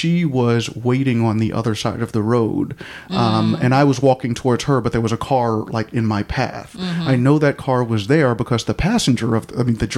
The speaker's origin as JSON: {"language": "English", "region": "New York", "country": "United States", "moved": "yes", "said": "I am from New York, and you know, in New York we ignore people when they're going crazy"}